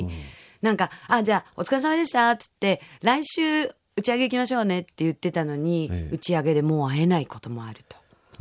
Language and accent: Japanese; Yokohama, Kanagawa, Japan; 私の地元ですね。横浜でやらせていただきました